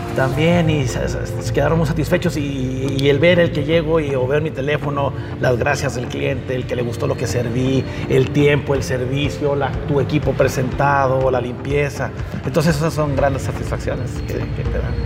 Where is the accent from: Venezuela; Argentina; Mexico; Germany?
Mexico; nuestra cocina mexicana